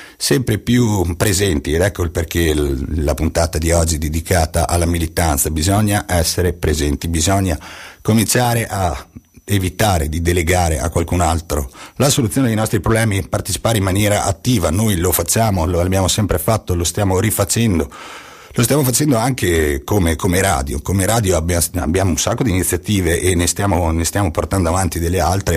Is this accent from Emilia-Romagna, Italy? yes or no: yes; Ravenna, Emilia-Romagna, Italy; vengo da Ravenna